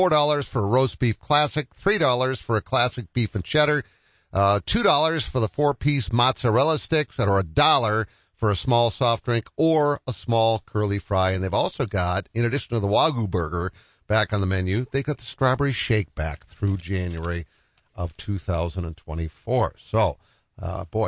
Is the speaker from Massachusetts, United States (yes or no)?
yes; Wellesley, Massachusetts, United States; moved away; when I was born in Wellesley, Massachusetts.